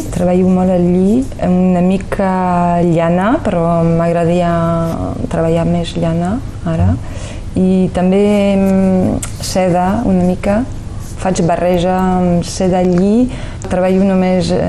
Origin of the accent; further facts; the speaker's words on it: Paris, Île-de-France, France; born there; De fet, vaig néixer a, a París